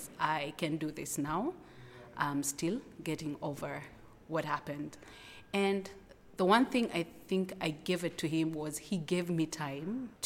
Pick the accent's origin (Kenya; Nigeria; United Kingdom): Kenya; Nairobi; And I'm from Kenya, Nairobi.